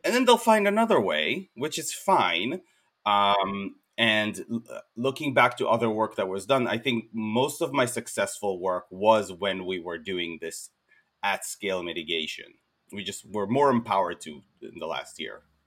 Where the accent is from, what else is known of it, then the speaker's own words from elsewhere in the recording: Israel; moved away as an adult; now in United States; I'm originally from Israel